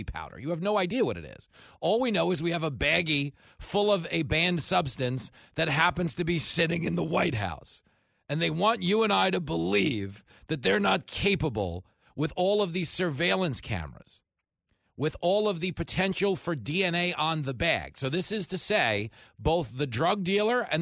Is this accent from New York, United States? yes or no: yes; Levittown, New York, United States; I grew up in Levittown, post-World War II veterans, returning home from the war to buy houses with the GI Bill